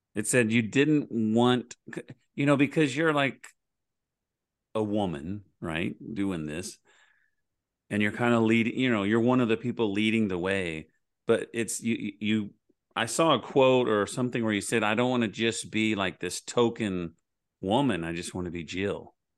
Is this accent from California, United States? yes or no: no; Oklahoma, United States; I'm from Oklahoma